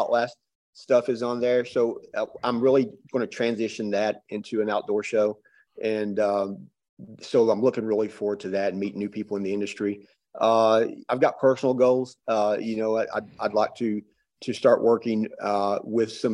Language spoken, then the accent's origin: English; Pike County, Eastern Kentucky, United States; moved away as an adult; now in Knoxville, United States; I grew up in Eastern Kentucky in very, very poor rural area